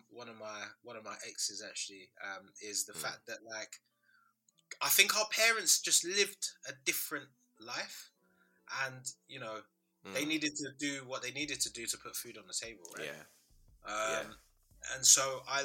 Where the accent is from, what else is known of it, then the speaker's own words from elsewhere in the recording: London, United Kingdom; I was born in London.